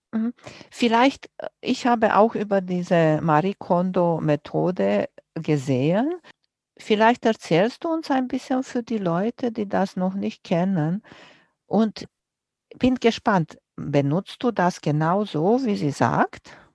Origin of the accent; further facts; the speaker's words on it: Romania; moved away; ich bin groß geworden in Rumänien und wir hatten nicht viel